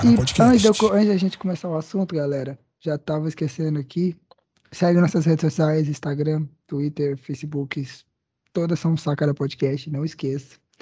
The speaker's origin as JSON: {"language": "Portuguese", "town": "Goiânia", "region": "Goiás", "country": "Brazil", "said": "Pra gente que é aqui de Goiânia, de Goiás"}